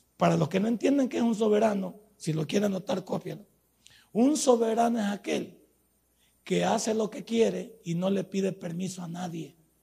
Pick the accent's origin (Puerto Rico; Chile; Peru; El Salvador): El Salvador; nosotros somos salvadoreños